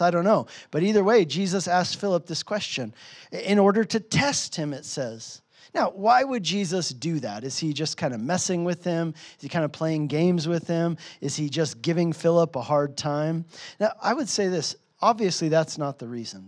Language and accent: English; United States; moved away as an adult; also born or lived in Hungary; I was from America